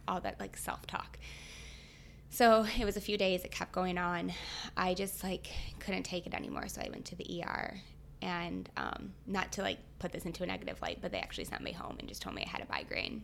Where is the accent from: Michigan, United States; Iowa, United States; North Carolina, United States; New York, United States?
Michigan, United States; I'm from Michigan, so I went to Michigan State